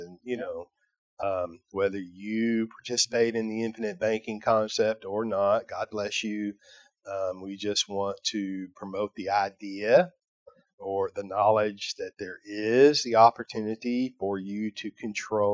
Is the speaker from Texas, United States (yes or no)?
yes; Fort Worth, Texas, United States; I'm from Fort Worth, Texas